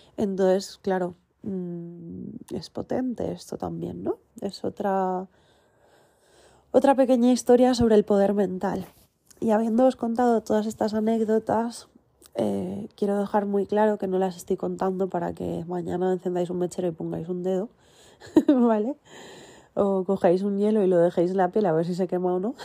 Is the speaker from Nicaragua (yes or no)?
no; Valencian Community, Spain; el centro Bambambole, donde yo nací, que está aquí en Giria, Valencia, España